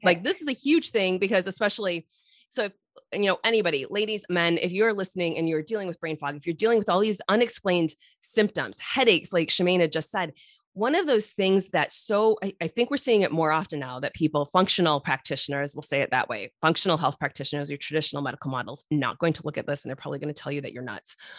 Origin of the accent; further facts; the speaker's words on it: Irish Hills, Michigan, United States; I grew up in the Irish Hills